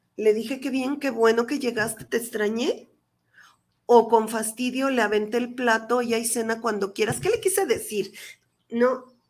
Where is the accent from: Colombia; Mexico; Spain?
Mexico; yo soy madre mexicana